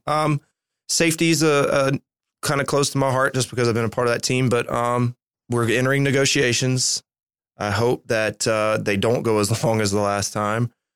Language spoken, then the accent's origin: English; Alabama, United States; born and raised in Alabama